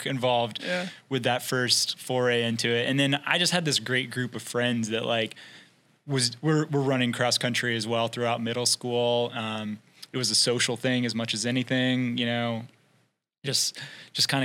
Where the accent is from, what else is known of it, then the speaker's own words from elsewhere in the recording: Tennessee, United States; moved away as an adult; also born or lived in Washington, D.C.; now in Portland, United States; growing up in Tennessee